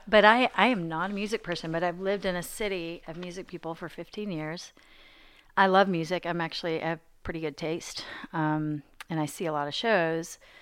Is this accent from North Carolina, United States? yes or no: no; Arkansas, United States; moved away as an adult; also born or lived in New York / Cambridge, Massachusetts; now in Nashville, United States; I grew up in Arkansas